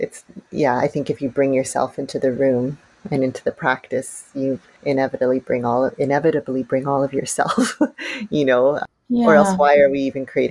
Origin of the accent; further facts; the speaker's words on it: Canada; growing up in Canada, I had a very I would say, a very safe childhood